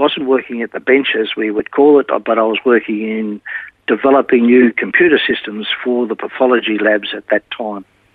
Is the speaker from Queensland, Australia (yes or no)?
no; Melbourne, Victoria, Australia; I was born in Melbourne, in a little town called Heidelberg